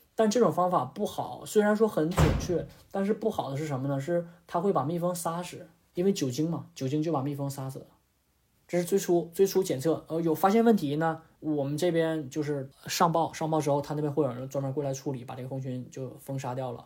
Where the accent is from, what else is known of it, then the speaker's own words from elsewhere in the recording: Northeast China, China; moved away as an adult; now in Australia; 因为我家是东北的嘛